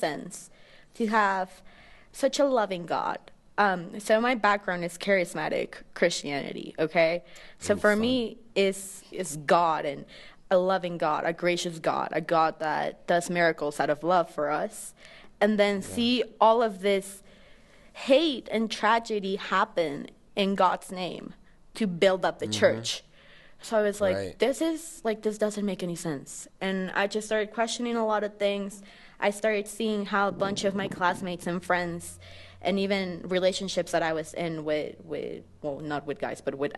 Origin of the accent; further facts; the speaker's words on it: Houston, Texas, United States; moved away as an adult; also born or lived in Mexico City, Mexico; now in Mexico; I was born in Mexico City, but I was raised in Texas